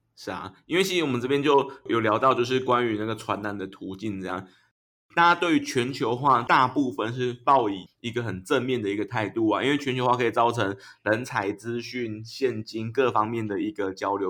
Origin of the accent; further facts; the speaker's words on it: Yilan County, Taiwan; 我小时候在那个宜兰的那个三合院长大的，隔壁有一嗯。个，有一个阿伯，他是养猪的